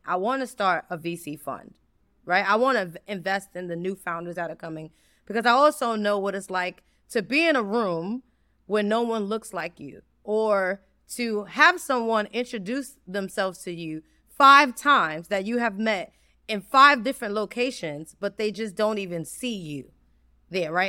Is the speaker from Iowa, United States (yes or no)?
no; New York City, New York, United States; I'm from the South Bronx. I grew up in Mitchell Houses